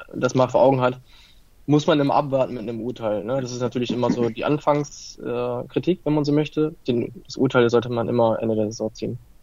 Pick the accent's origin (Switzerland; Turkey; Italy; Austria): Italy; ich bin Italiener